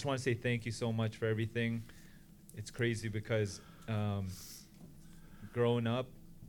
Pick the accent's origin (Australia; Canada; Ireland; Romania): Canada; Ontario; moved away; my parents tried to introduce me to half the girls at our church back in Ontario